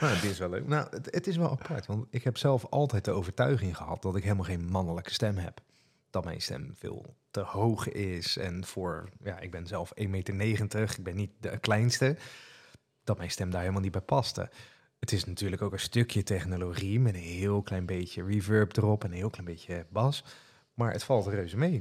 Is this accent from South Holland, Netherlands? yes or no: yes; Rotterdam, South Holland, Netherlands; accent: Rotterdam; Maar ik ben en blijf toch echt een Rotterdammert. Dus als ik dan enthousiast wordt, dan hoor je dat mijn accent gewoon naar voren komt.